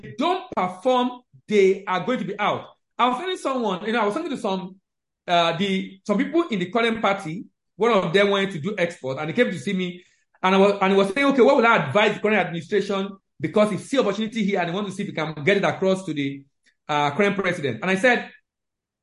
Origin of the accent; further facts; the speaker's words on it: Nigeria; as a Nigerian